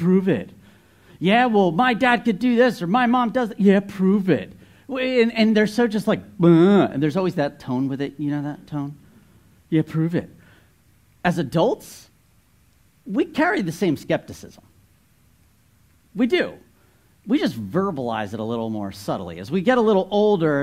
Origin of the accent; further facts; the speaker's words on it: New Jersey, United States; moved away; I grew up in North Jersey.